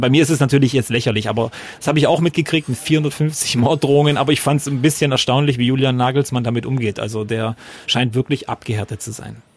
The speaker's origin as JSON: {"language": "German", "town": "Freudenstadt", "region": "Baden-Württemberg", "country": "Germany", "said": "ich komme ja aus Freudenstadt"}